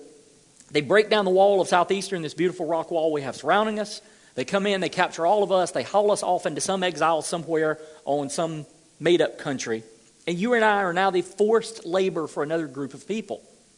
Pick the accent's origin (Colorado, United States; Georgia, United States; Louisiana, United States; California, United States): Georgia, United States; I'm from Georgia